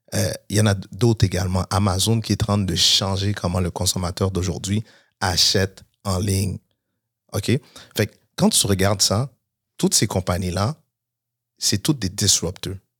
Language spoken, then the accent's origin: French; Montreal, Quebec, Canada; j'ai grandi à Montréal-Nord